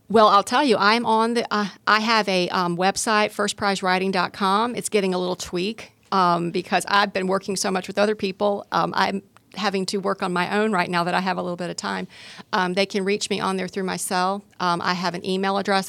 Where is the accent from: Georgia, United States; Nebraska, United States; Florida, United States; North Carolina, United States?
Georgia, United States; Gwinnett County; I grew up in Gwinnett County